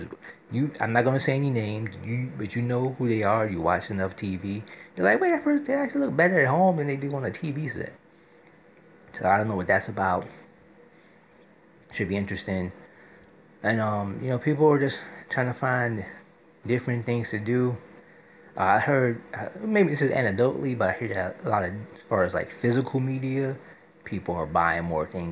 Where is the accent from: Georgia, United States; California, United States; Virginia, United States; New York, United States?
New York, United States; New York City; as a New Yorker